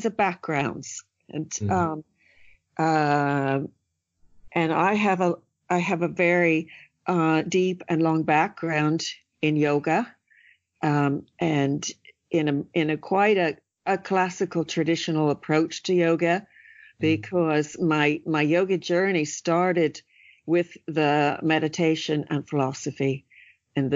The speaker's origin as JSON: {"language": "English", "region": "California", "country": "United States", "tie": "born or raised there", "moved": "yes", "lives_now": "Ireland", "said": "I grew up in California where, you know, you spend a lot of time sleeping outside as a child"}